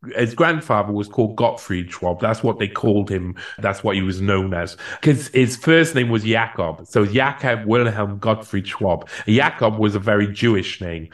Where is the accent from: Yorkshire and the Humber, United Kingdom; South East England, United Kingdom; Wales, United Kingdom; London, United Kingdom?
Wales, United Kingdom; Cardiff; first language English; moved away as an adult; also born or lived in France; now in Chile; I, I come from Cardiff. I come from the capital of Wales